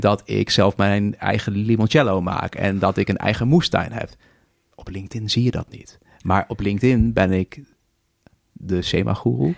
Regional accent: Netherlands

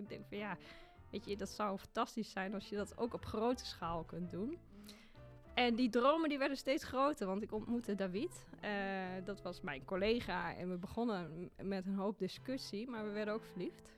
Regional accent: Achterhoek, Gelderland, Netherlands; accent: Achterhoeks; moved away as an adult; also born or lived in Zwolle / Ethiopia; Ik kom uit de Achterhoek. En eh, dat accent, dat heb ik natuurlijk nog steeds en daar ben ik ook heel trots op

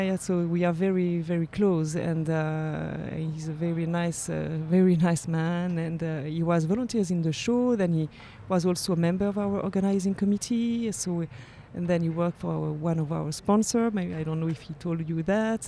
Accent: Geneva, Switzerland; I lived in Geneva. I was born in Geneva. I studied in Geneva. So I'm really from Geneva

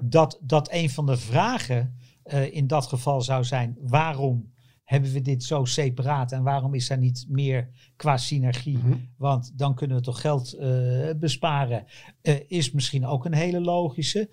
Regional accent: Netherlands; wij als Nederlanders hopen natuurlijk op Nederlands succes. En daar ben ik er ook één van.

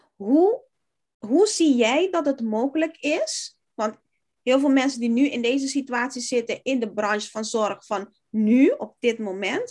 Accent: Curaçao; now in Netherlands; ik kom oorspronkelijk uit Curaçao

